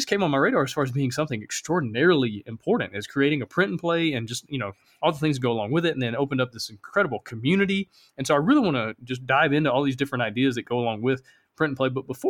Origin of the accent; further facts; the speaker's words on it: Alabama, United States; accent: Alabama; my Alabama accent